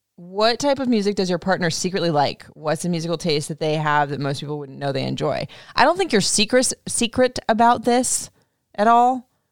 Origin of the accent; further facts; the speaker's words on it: Florida, United States; I grew up in Florida